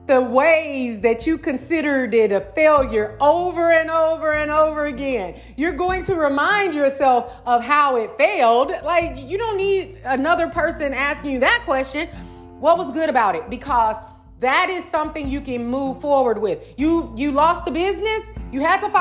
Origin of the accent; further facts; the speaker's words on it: St. Louis, Missouri, United States; my hometown, St. Louis, Missouri